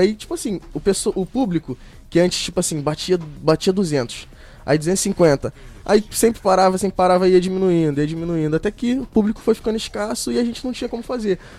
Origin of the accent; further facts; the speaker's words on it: Rio de Janeiro, Brazil; moved away as an adult; now in Rio das Ostras, Brazil; eu nasci ali no Rio de Janeiro, na Ilha do Governador